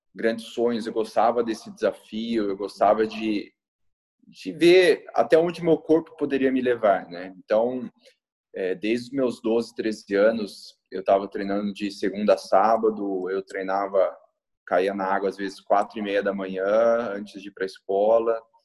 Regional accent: Campinas, São Paulo, Brazil; Eu sou nascido em Campinas, São Paulo, desde novinho, desde meus 10 anos

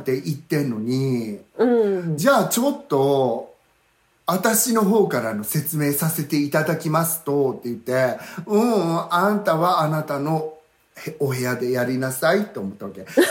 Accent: Sweden; moved away; also born or lived in Yamaguchi, Japan; 私スウェーデン育ち

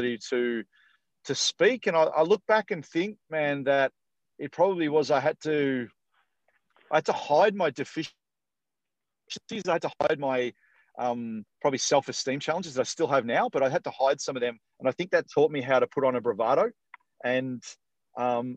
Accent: Dandenong, Victoria, Australia; now in Perth area, Australia; I'm a Victorian born and bred. So I was born in Dandenong, which is about sort of probably 35 minutes or 40 minutes sort of south of main city Melbourne

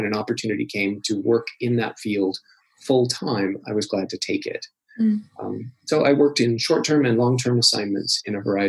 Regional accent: Iowa, United States; also born or lived in Pacific Northwest / Belgrade / Ontario; But I'm really from the Midwest, from Iowa originally, and the Pacific Northwest, Oregon, Washington, and Idaho.

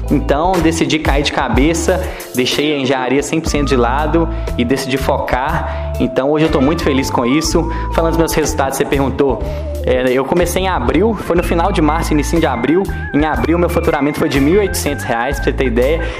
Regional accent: Ponte Nova, Minas Gerais, Brazil; now in Belo Horizonte, Brazil; eu tenho 24 anos e sou natural de Ponte Nova. Atualmente eu estou morando em Belo Horizonte

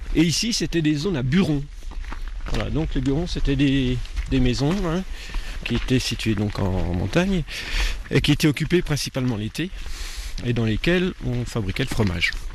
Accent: near Besançon, Bourgogne-Franche-Comté, France; moved away as an adult; now in Cantal, France; Je suis franc-comtois, je suis exactement de Besançon, à côté de Besançon, un petit village. Et je suis dans le Cantal depuis 25 ans

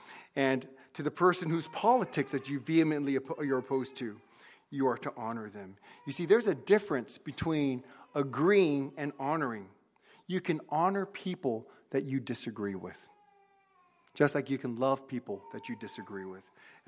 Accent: United States; I'm second gen. I was born in the States. My parents immigrated in 1970, and I was born here in 1971.

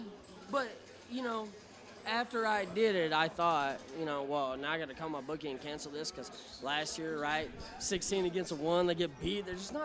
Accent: Fort Worth, Texas, United States; I grew up in Fort Worth. I was born and raised in Fort Worth. That's where TCU is, right?

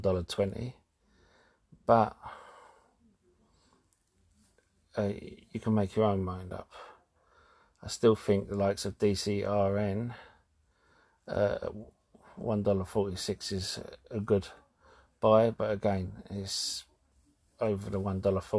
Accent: London, United Kingdom; I'm from London

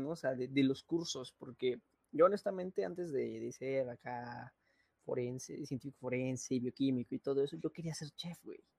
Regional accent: Mexico; demasiado. o sea, como mexicano.

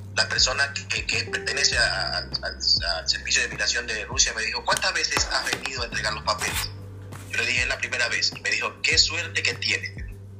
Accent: Ecuador; now in Moscow, Russia; Soy ecuatoriano, pero vivo en Moscú.

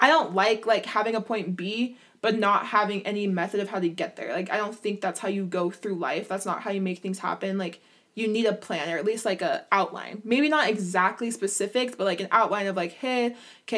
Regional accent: Utah, United States; I grew up in Utah

